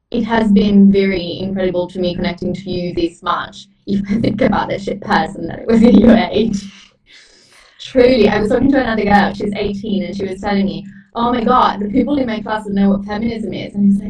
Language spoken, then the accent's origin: English; Italy; moved away; I grew up in a small town that never helps with anything. I grew up in Italy